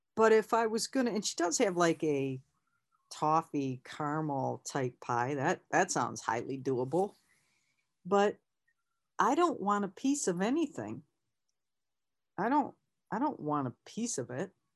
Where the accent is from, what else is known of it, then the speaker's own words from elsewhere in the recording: Lansing, Michigan, United States; I'm from Lansing